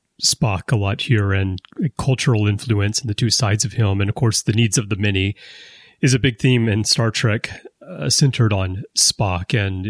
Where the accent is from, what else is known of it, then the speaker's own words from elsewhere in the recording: United States; now in Japan; I'm American, but I've lived half my life in Japan. So my thinking is kind of split between cultures